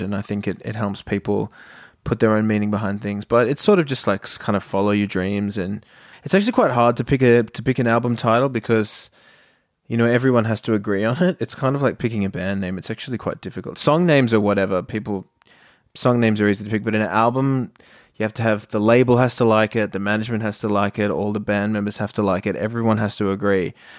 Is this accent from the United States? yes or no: no; Australia; we're from Australia